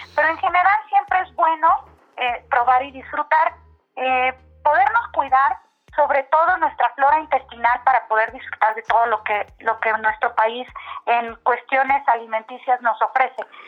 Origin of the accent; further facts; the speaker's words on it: Mexico; somos todos los mexicanos